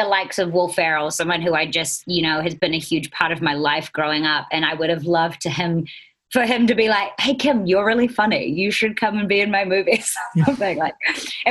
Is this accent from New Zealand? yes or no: yes; New Zealand; accent: Kiwi; moved away as an adult; now in Los Angeles, United States; it has been really cool being a Kiwi